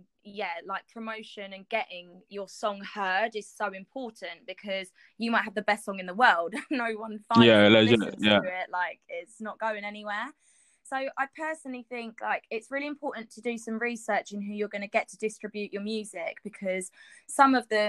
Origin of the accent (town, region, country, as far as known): United Kingdom